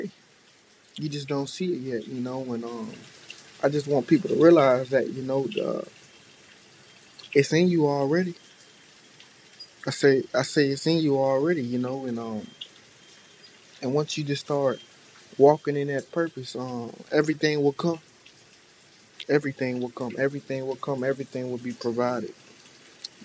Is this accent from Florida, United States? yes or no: yes; Tampa, Florida, United States; I'm from Tampa